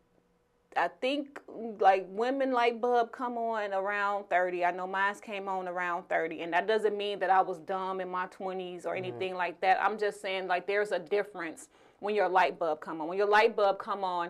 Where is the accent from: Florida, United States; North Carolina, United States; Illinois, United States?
Illinois, United States; Chicago; We're from Chicago